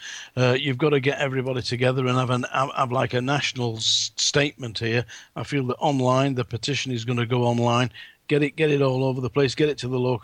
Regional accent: England, United Kingdom; I'm English

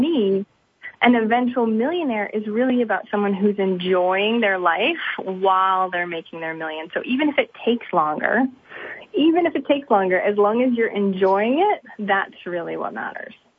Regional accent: Maine, United States; I'm from Maine. There's not very many millionaires or flashy stuff around here

